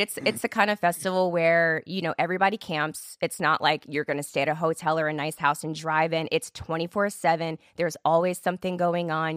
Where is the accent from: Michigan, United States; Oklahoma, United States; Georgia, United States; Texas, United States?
Texas, United States; Killeen; also born or lived in Germany; I grew up right outside of Fort Hood, Texas